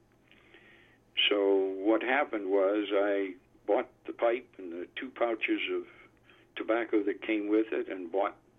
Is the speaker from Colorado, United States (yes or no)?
no; Barberton, Ohio, United States; also born or lived in Akron, Ohio / Columbus, Ohio; I was born in northern Ohio in a small city, Barberton, Ohio, in 1940, so I'm an old guy. And grew up there